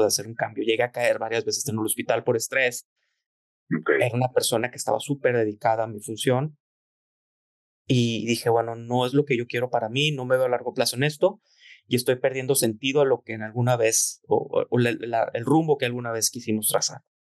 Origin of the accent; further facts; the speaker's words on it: Torreón, Coahuila, Mexico; also born or lived in Monterrey; yo soy de Torreón, todos los días iba yo en las tardes a hacer mi tarea en la quesería